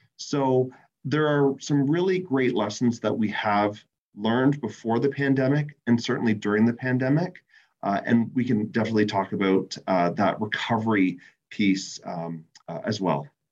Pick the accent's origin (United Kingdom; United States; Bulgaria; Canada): Canada; my fellow Canadians